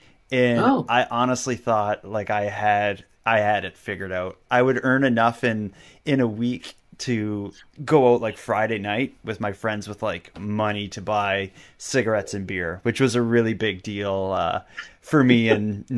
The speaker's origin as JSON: {"language": "English", "region": "Nova Scotia", "country": "Canada", "tie": "born or raised there", "said": "it was where I grew up in Cape Breton, as I talked about there, it was the unemployment rate was nuts. Where I grew up, we had the highest unemployment rate, highest cancer rate, and highest teen pregnancy rate in all of Canada."}